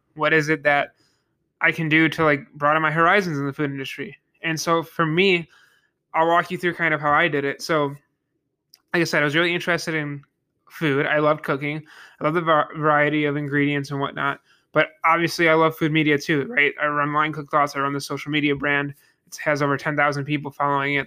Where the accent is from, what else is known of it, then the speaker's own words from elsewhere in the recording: Niagara Falls, New York, United States; I am from Niagara Falls, New York, uh, the Western New York region